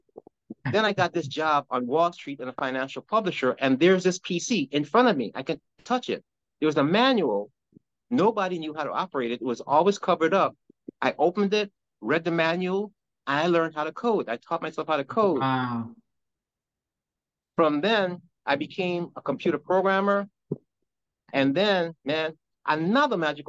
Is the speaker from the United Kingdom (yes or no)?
no; Guyana; now in New Jersey, United States; I'm from Guyana, South America